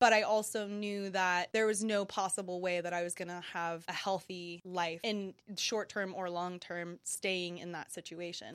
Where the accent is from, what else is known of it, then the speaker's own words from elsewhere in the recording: United States; being an American person